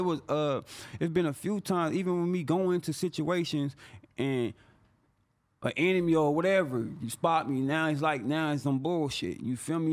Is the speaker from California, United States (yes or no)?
yes; San Bernardino, California, United States; I'm from San Bernardino